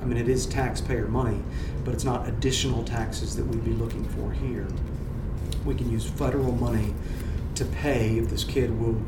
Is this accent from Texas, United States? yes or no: no; Louisiana, United States; I'm born and raised in Louisiana